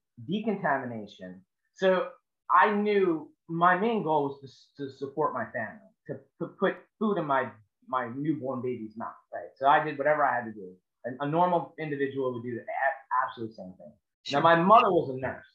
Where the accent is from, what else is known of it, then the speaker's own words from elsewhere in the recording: Long Island, New York, United States; moved away as an adult; now in Charleston, United States; I'm born and raised on Long Island, New York